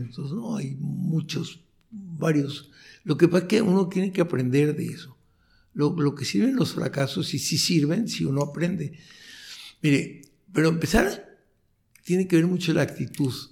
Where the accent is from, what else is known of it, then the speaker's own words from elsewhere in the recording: Tijuana, Baja California, Mexico; also born or lived in Chihuahua, Mexico / Mexico City, Mexico; ahora estoy orgulloso de ser de Tijuana